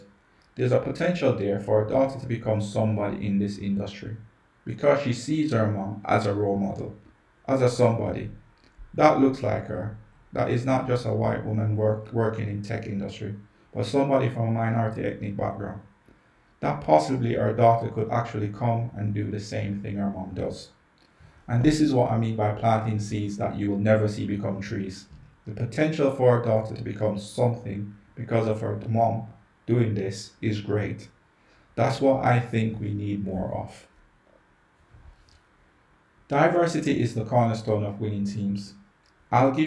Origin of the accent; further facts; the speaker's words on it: Jamaica; I grew up in Jamaica